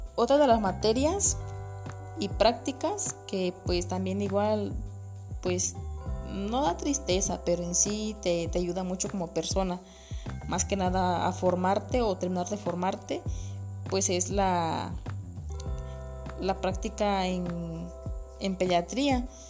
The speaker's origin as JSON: {"language": "Spanish", "town": "San Jorge Nuchita", "region": "Oaxaca", "country": "Mexico", "said": "soy de San Jorge Nuchita"}